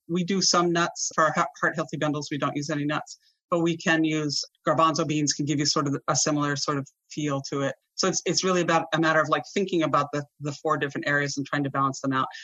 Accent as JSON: {"language": "English", "region": "Vermont", "country": "United States", "tie": "born or raised there", "said": "I grew up in Vermont"}